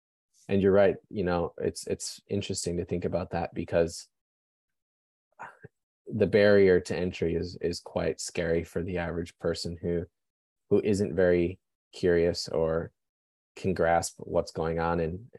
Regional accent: Wisconsin, United States; So I am originally from Wisconsin, so I'm a big Milwaukee Bucks fan.

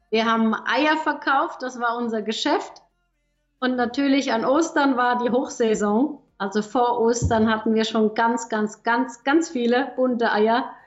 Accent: Germany; also born or lived in Switzerland; Also ich bin ja eigentlich Deutsche, habe jetzt 18 Jahre in der Schweiz gelebt.

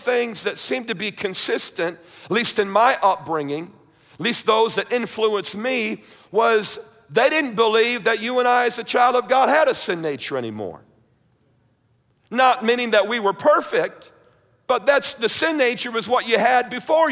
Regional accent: New York, United States; growing up in the church, and I was raised in Baptist, somewhat conservative, independent Baptist up in New York

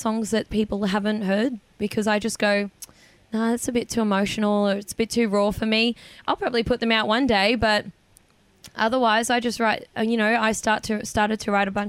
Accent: north Queensland, Australia; moved away; my hometown

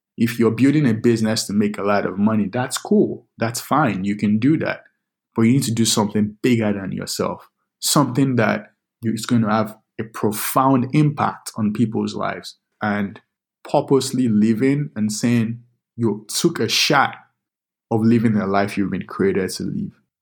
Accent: Lagos, Nigeria; also born or lived in Minnesota; now in United States; I grew up in Lagos, Nigeria

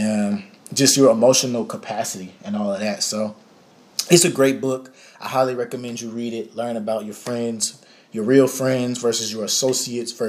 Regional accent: Dallas, Texas, United States; I'm from Dallas, Texas. I grew up you know, going to the Potter's House

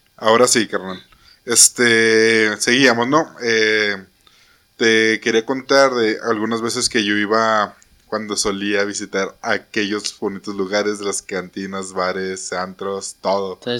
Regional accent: Mexico; como buenos mexicanos

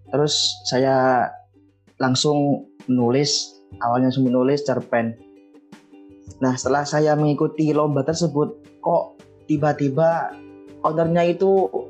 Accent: Mojokerto, East Java, Indonesia; Asal saya dari Mojokerto Jawa Timur.

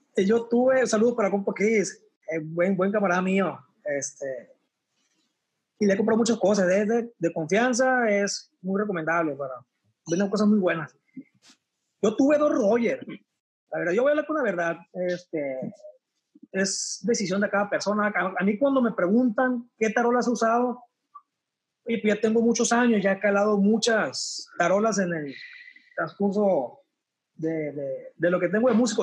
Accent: El Verde, Sinaloa, Mexico; also born or lived in Culiacán, Sinaloa; me fui a vivir eh, de Culiacán a los ocho años a un pueblo que se llama El Verde Concordia.

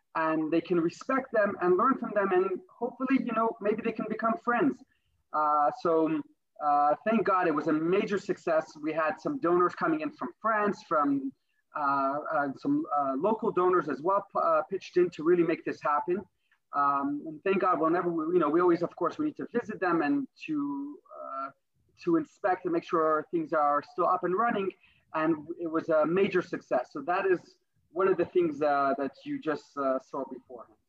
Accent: New York City, New York, United States; moved away as an adult; now in Nigeria; a boy born and raised in Brooklyn

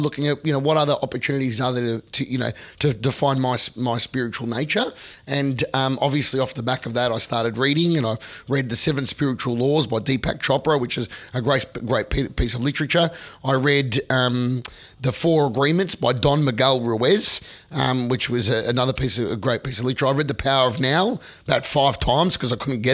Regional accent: Melbourne, Victoria, Australia; moved away as an adult; now in Sydney, Australia; my friends I grew up with in Melbourne

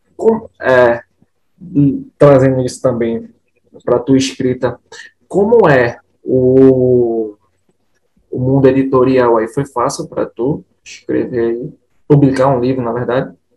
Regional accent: Recife, Pernambuco, Brazil; como pernambucano, como nordestino

